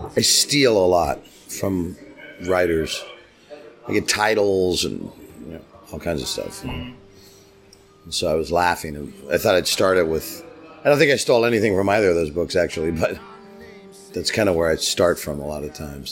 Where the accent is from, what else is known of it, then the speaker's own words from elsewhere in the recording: San Diego, California, United States; I grew up in San Diego, so I grew up on the border